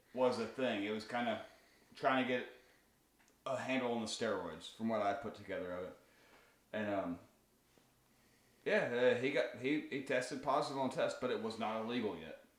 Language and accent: English; Alabama, United States; we're from Alabama